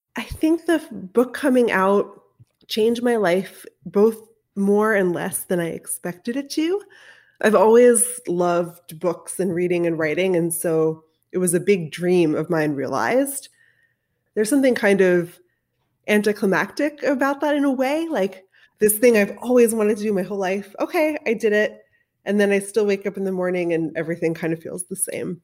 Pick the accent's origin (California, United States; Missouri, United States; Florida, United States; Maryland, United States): Maryland, United States; Baltimore; when I was a kid growing up in Baltimore